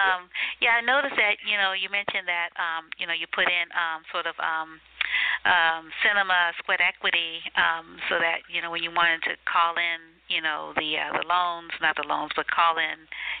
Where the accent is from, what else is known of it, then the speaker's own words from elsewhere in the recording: New Orleans, Louisiana, United States; moved away; I'm from New Orleans